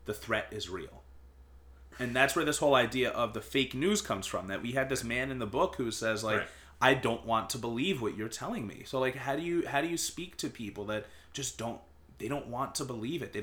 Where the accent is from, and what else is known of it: Northport, New York, United States; born or raised there